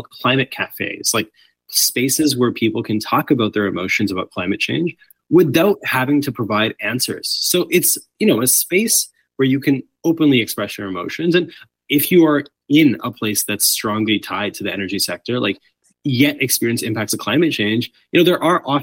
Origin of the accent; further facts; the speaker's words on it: British Columbia, Canada; as a British Columbian